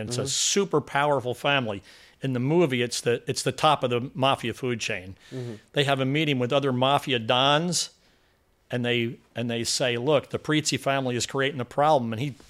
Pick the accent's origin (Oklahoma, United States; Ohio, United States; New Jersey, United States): New Jersey, United States; I'm from New Jersey.